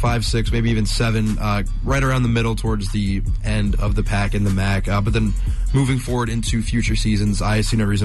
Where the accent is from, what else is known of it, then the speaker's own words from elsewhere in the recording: Dayton, Ohio, United States; whenever I'm back around the Dayton area